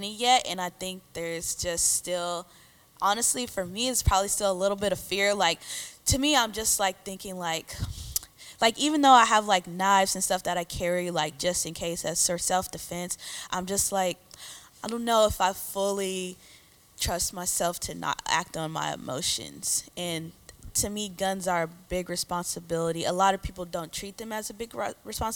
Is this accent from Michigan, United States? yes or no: no; Wisconsin, United States; now in Texas, United States; I'm originally from Wisconsin